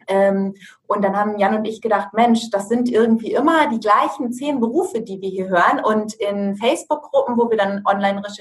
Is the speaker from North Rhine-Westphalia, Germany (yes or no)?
no; Lower Saxony, Germany; Ähm, ich komme aus der Nähe von Osnabrück